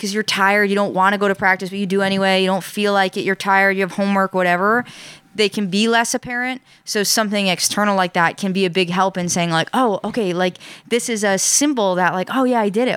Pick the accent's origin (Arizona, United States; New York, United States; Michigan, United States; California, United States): New York, United States; now in New England, United States; I grew up in New York